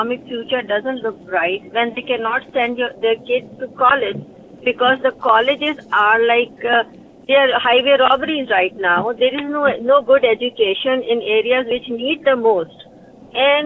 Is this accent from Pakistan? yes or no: yes; Pakistan; now in Westchester, United States; I'm originally from Pakistan